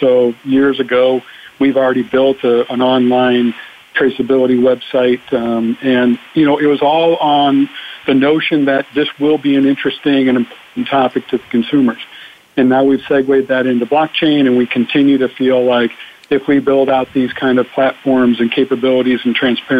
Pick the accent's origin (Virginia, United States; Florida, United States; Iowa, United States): Iowa, United States; now in San Diego, United States; I'm from Iowa. I played baseball in Iowa all the way through college.